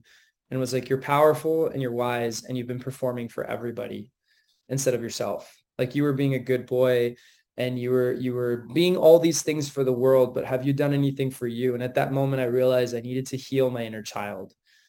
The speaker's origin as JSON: {"language": "English", "country": "United States", "lives_now": "Philippines", "said": "So I'm kind of like an American runaway."}